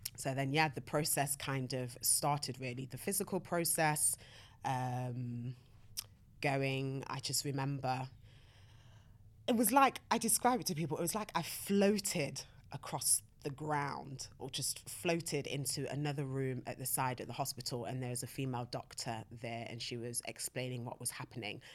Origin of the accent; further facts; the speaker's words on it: Nottingham, East Midlands, United Kingdom; now in London, United Kingdom; I'm from Nottingham